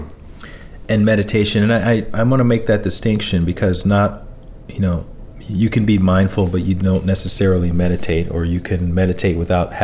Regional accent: Alabama, United States; I grew up in Alabama, you know, I'm 43 right now

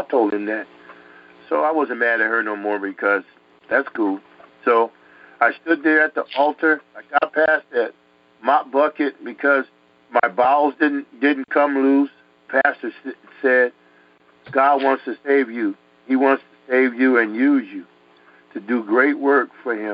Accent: United States; also born or lived in Connecticut / Harlem, New York; where I grew up in Connecticut, New York and stuff, in the streets there in Harlem

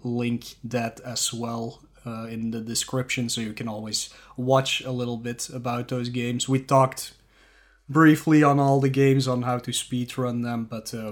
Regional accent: Flanders, Belgium; first language Dutch; English is a second language; I mandatory have to learn French because I'm from Belgium

